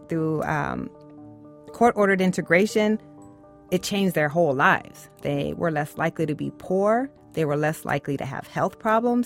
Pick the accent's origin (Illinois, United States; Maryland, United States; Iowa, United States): Iowa, United States; Waterloo; I grew up in Waterloo, Iowa.